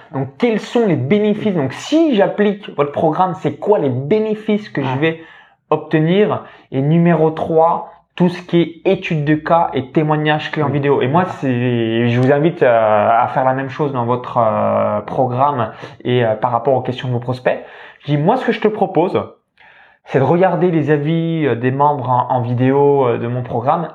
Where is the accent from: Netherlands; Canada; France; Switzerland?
France; near Chalon-sur-Saône, Saône-et-Loire, Bourgogne-Franche-Comté; j'ai grandi dans une ferme, donc proche de Chalon-sur-Saône en Saône-et-Loire, donc c'est le département 71